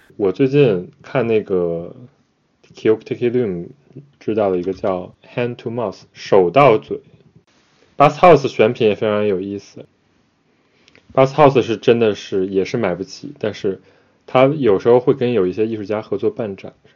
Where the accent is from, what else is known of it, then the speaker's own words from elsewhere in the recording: China; now in Japan; 我们可能从小在中国长大